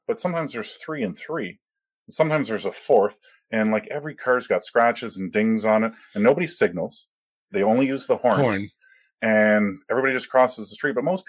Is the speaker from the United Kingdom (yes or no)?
no; Canada; No, I'm Canadian.